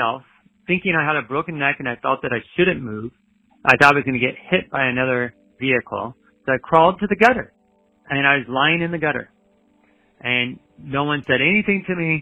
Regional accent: United States; I'm from the United States

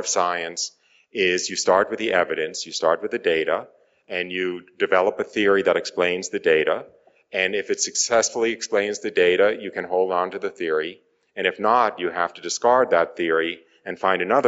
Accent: outside of New York City, northern New Jersey, United States; I was raised outside of New York City

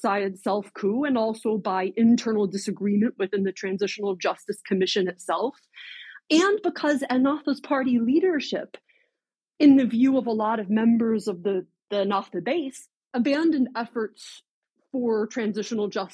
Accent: United States; as an American

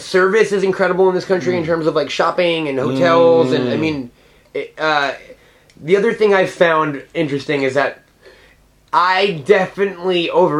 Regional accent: New York, United States; And I'm from New York.

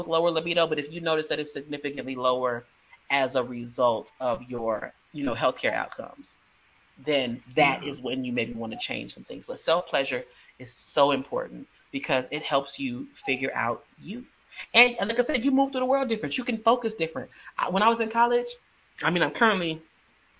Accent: Texas, United States; I'm from Texas

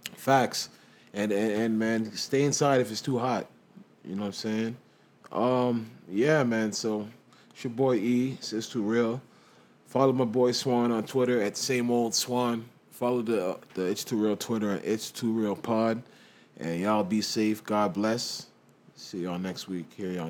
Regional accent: England, United Kingdom; I'm from England. I love England

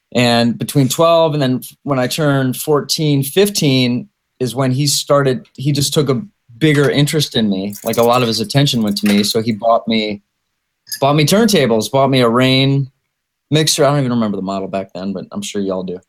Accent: Michigan, United States; I'm from Michigan

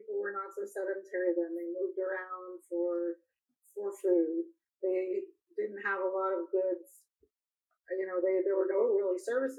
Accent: China; moved away; I came from China, but that's what they're calling it at Davos now.

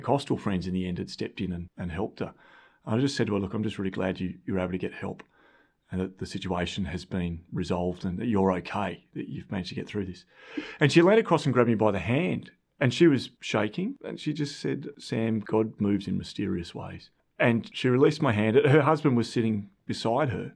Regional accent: Australia; I'm from Australia and I'm also from a farm.

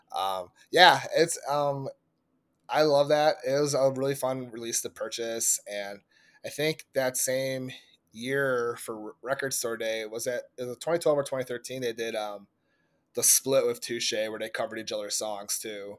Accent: Indiana, United States; my home state of Indianapolis

